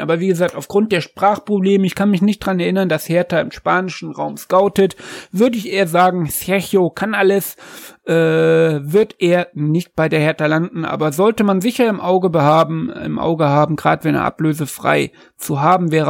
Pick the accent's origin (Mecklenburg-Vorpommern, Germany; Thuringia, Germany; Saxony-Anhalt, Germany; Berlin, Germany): Thuringia, Germany; Jena; Sein Geburtsort ist nahe meinem Geburtsort, seiner ist Erfurt, meiner ist Jena